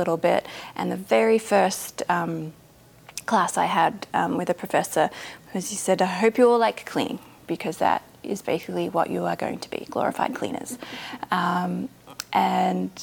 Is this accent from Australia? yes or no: yes; Australia; accent: thick Australian; moved away as an adult; now in Oregon, United States; I'm Australian. I was living in Australia